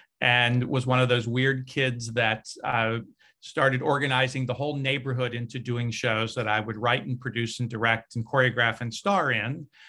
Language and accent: English; Cincinnati, Ohio, United States; In Cincinnati, Ohio. So Midwestern, but Cincinnati is a really strong arts town